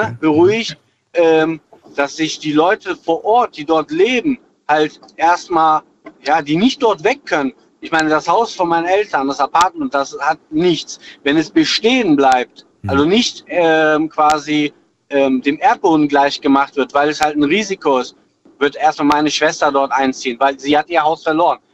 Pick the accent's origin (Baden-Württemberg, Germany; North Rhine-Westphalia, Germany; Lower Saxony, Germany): North Rhine-Westphalia, Germany; Wachtberg; ich komme ursprünglich aus Wachtberg